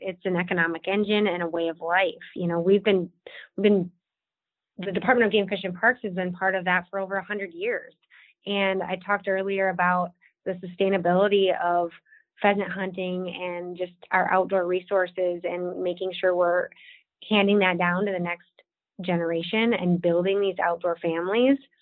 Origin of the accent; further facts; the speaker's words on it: Watertown, South Dakota, United States; I'm born and raised South Dakotan. I grew up in Watertown, which is in the northeast corner of the state